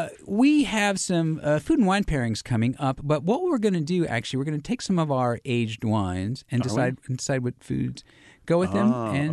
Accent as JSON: {"language": "English", "country": "United States", "said": "I'm an American."}